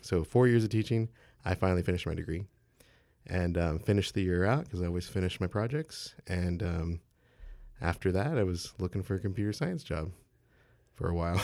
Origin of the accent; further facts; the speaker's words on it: San Marcos, Texas, United States; I'm from San Marcos, Texas, so just down the road